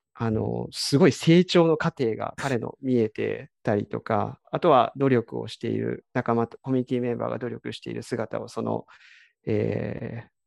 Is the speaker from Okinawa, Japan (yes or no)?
no; Kiryu, Gunma, Japan; also born or lived in Tokyo; 生まれも育ちも桐生で、18歳で地元の高校を卒業するまで、ずっとこの町であの生活して遊んでました